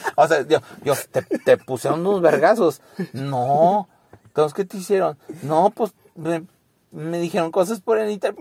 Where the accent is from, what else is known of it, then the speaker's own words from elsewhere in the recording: San Pedro Garza García, Nuevo León, Mexico; now in Santa Catarina, Mexico; yo nací en San Pedro